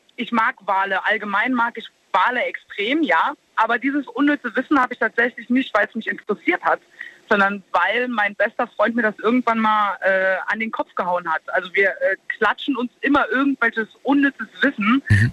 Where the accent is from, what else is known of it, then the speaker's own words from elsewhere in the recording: Saarland, Germany; bei uns im Saarland